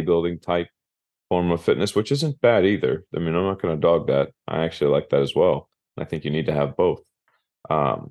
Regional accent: Minster, Ohio, United States; growing up in Minster, we had something called the Big Toy

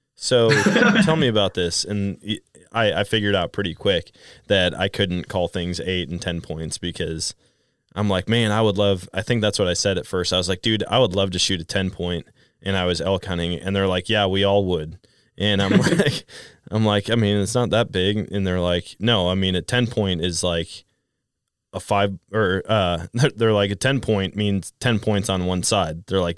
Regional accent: Wisconsin, United States; That was the same for me growing up in Wisconsin and then going out west.

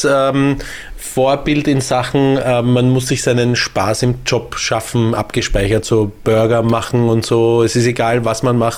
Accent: Austria; wir als Österreicher haben jetzt, glaube ich, mittlerweile gelernt

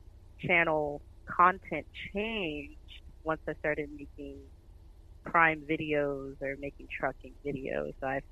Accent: New Orleans, Louisiana, United States; born there; also born or lived in San Diego / San Antonio; I was born in New Orleans, Louisiana. My dad was in the military, so we kind of traveled around a lot.

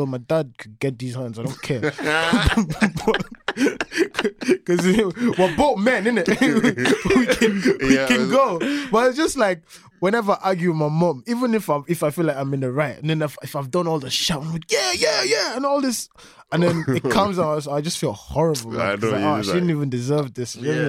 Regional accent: Balbriggan, Leinster, Ireland; I don't think I left Balbriggan

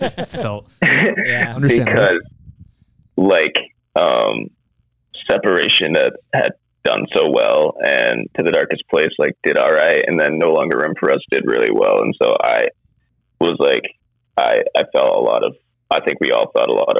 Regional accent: Maine, United States; we're from Maine

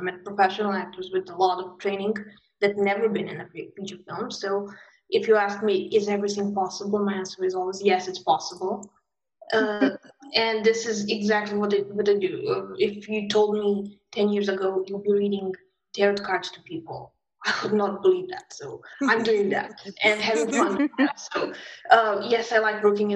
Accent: Belgrade, Serbia; I'm from Serbia. I grew up in war times. So 90s in Serbia was war

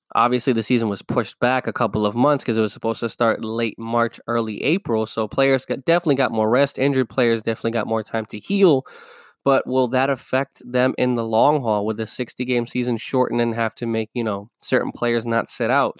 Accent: New York City, New York, United States; I am from New York City. I am from the Bronx

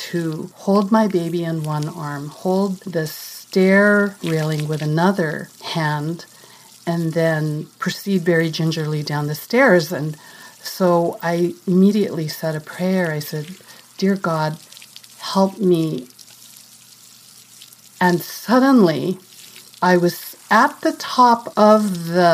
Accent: Philippines; moved away as an adult; also born or lived in California, United States; now in New York, United States; I was born and raised here. But for my grade school to high school and college, I grew up in the Philippines.

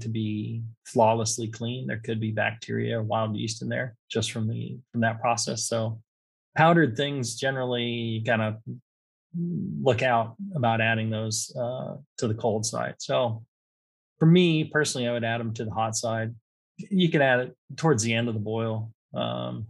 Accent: California, United States; I'm from California

